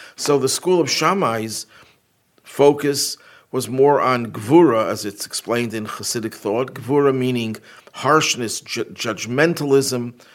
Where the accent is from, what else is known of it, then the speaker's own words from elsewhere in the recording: Buffalo, New York, United States; my hometown of Buffalo